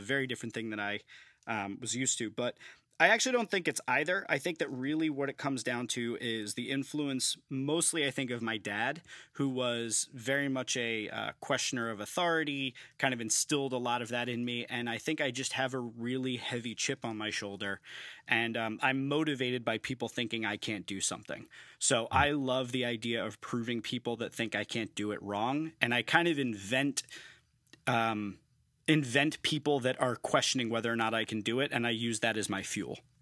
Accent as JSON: {"language": "English", "region": "New York", "country": "United States", "tie": "born or raised there", "moved": "as an adult", "lives_now": "Philadelphia, United States", "said": "growing up in New York"}